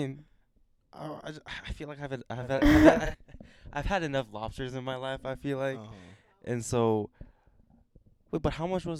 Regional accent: Maine, United States; just because I'm from Maine doesn't mean I eat lobsters all day, right?

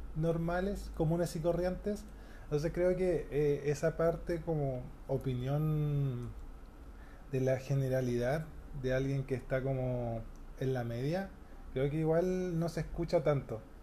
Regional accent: Santiago, Santiago Metropolitan Region, Chile; Soy, de Santiago, la región metropolitana

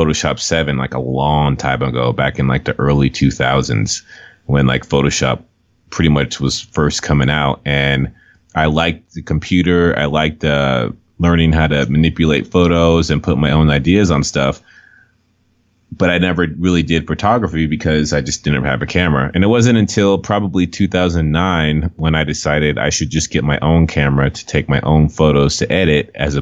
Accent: Los Angeles, California, United States; moved away; I grew up in Los Angeles

